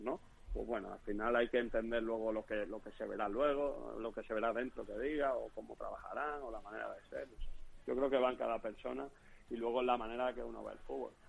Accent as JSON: {"language": "Spanish", "region": "Extremadura", "country": "Spain", "tie": "born or raised there", "also_born_or_lived": "Leganés", "accent": "extremeño", "moved": "as an adult", "said": "allí en mi pueblo de Elena"}